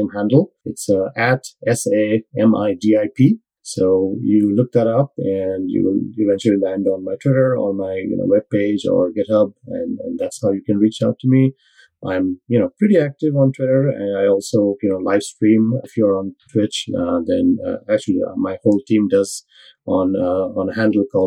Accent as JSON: {"language": "English", "country": "India", "tie": "born or raised there", "moved": "as an adult", "lives_now": "United States", "said": "I'm Indian born. So I am went to college in India, and I've you know, lived in the US for the last, you know, 22 years"}